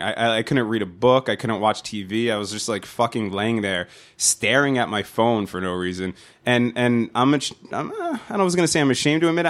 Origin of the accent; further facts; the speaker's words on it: New Jersey, United States; accent: nasally Jersey; my stupid nasally Jersey accent